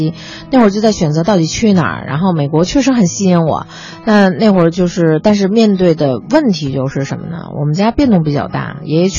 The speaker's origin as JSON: {"language": "Chinese", "region": "Beijing", "country": "China", "said": "然后他们就说问，哎，你是从哪儿来呀？我说从北京过来"}